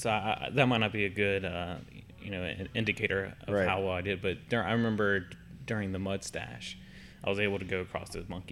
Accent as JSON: {"language": "English", "town": "Salt Lake City", "region": "Utah", "country": "United States", "tie": "born there", "said": "Yeah, I was born in Salt Lake City and then moved out. Yeah, moved out from there when I was 2."}